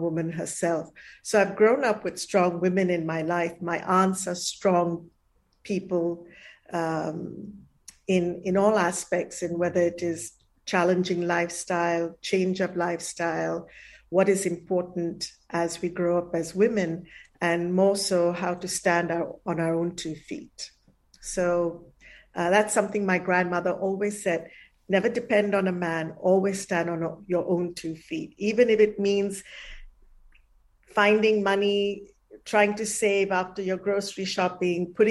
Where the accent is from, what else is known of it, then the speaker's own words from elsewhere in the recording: Malaysia; moved away; also born or lived in India; I was born in Malaysia. The first few years I didn't grow up in India